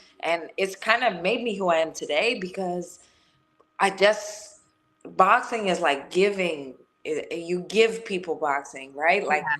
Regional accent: New York City, New York, United States; I grew up in Gariton Beach in Brooklyn, and it's like this little tiny pushed off little area where all the white trash came off the bowl from Ireland like years ago, and we just manifested in this little tiny community

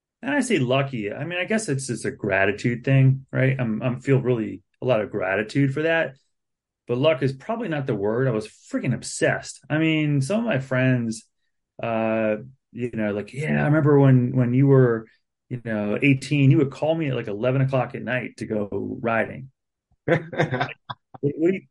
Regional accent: Baltimore County, Maryland, United States; moved away as an adult; now in Harrisonburg, United States; I grew up in Baltimore County, Maryland, in a welfare family, single mom, three kids

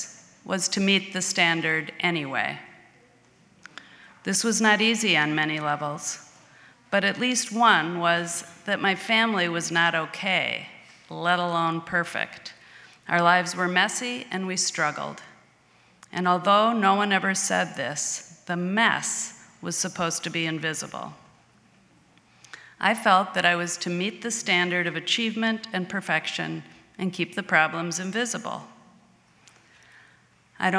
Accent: Edina, Minnesota, United States; I grew up in Edina, Minnesota, attending Edina High School

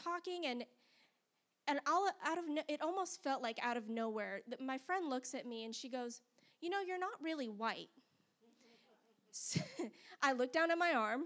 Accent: Las Vegas, Nevada, United States; now in Huntsville, United States; I grew up in Las Vegas, Nevada, which is a very different world than Huntsville, Alabama.

